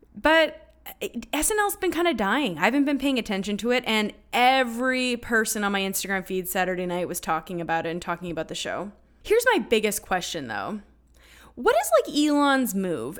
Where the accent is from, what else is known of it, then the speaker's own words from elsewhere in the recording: Canada; as a Canadian